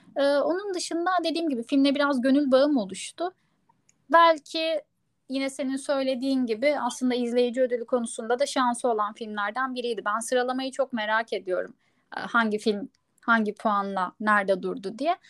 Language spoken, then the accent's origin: Turkish; Adana, Turkey; moved away; Ben hakikaten bu festivalin içinde büyüdüm.